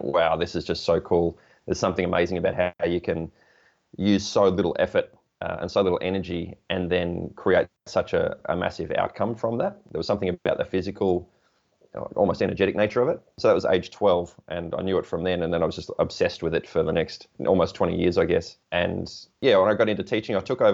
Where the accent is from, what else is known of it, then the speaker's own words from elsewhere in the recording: Portland, Victoria, Australia; my hometown of Portland, which is 375 kilometres